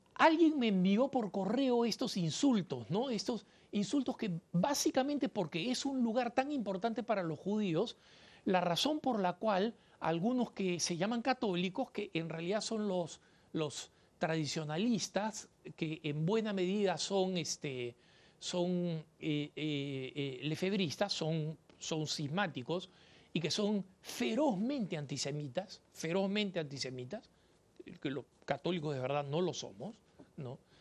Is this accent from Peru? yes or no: yes; Peru; en mi país, en el Perú